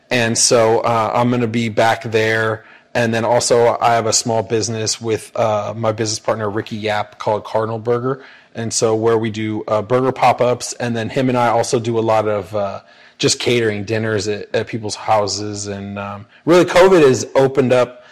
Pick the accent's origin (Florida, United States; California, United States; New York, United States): California, United States; Paso Robles; now in Sacramento, United States; I grew up in Paso Robles, San Luis Obispo area